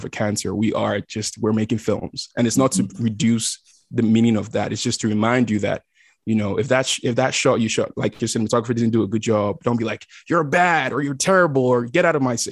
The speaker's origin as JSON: {"language": "English", "country": "Nigeria", "tie": "born or raised there", "also_born_or_lived": "South Africa / Austin, Texas, United States", "moved": "yes", "lives_now": "Los Angeles, United States", "said": "when I was growing up in Nigeria, I wanted to be a lawyer"}